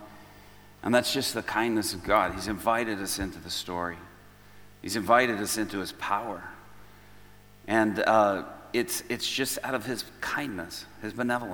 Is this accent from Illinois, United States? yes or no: yes; Chicago, Illinois, United States; I'm from Chicago